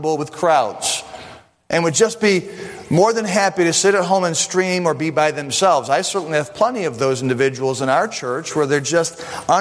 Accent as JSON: {"language": "English", "town": "Buffalo", "region": "New York", "country": "United States", "said": "I'm from Buffalo"}